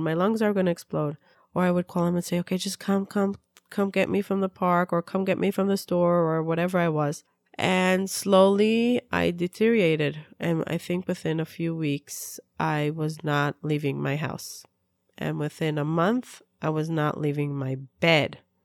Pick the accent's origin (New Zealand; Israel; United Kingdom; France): Israel; also born or lived in Peoria, Illinois, United States; I was born in Peoria, Illinois. My parents moved to Israel when I was two years old. I grew up in Israel